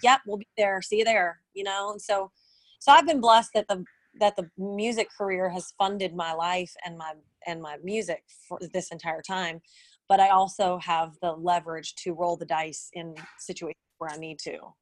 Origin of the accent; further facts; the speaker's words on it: New Orleans, Louisiana, United States; moved away as an adult; now in Nashville, United States; I didn't want to move back to my hometown because um, New Orleans is kind of known for blues and jazz